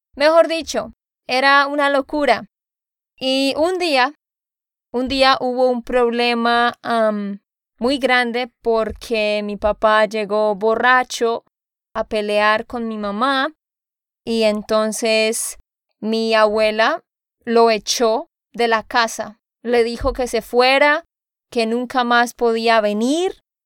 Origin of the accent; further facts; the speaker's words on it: Santander, Colombia; de Santander, Colombia